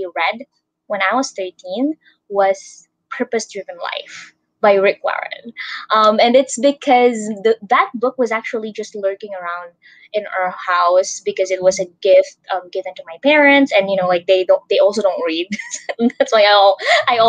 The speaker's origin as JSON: {"language": "English", "country": "Philippines", "said": "from the Philippines"}